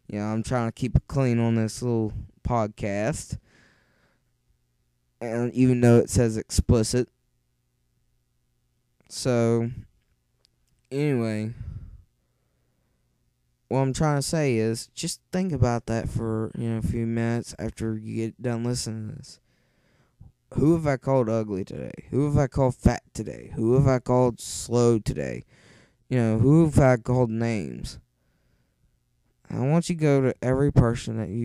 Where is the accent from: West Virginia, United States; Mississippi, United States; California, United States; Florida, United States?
West Virginia, United States; accent: thick; moved away; originally, yes, I'm from West Virginia. And if you can't understand my accent, I know it's thick